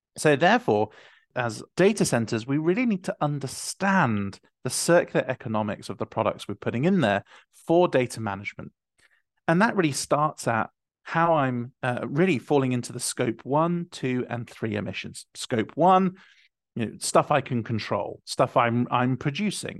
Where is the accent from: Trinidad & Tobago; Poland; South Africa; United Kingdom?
United Kingdom; I'm being from the United Kingdom